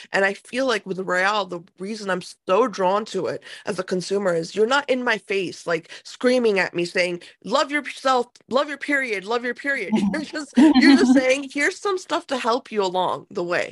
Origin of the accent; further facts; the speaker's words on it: United States; I, I grew up in America